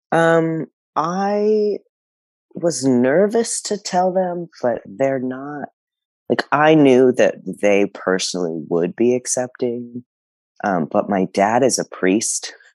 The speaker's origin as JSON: {"language": "English", "region": "South Texas", "country": "United States", "tie": "born or raised there", "said": "I come from South Texas, um, where I just never even knew trans people existed, and so the community of people that I grew up in know nothing about trans people."}